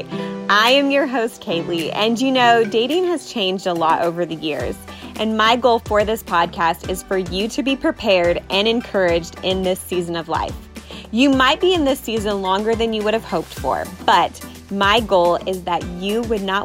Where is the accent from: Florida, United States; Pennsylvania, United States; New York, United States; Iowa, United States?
Iowa, United States; I'm from Iowa